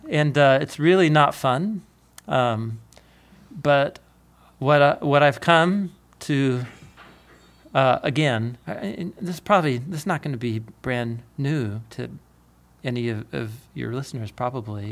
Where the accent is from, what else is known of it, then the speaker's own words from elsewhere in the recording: Portland, Oregon, United States; growing up in Portland